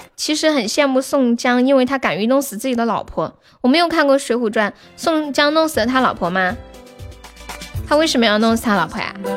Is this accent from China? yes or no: yes; Sichuan, China; 我们四川这边